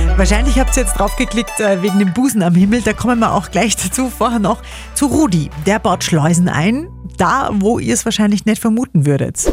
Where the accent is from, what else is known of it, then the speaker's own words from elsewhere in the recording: Upper Austria, Austria; bei uns in Oberösterreich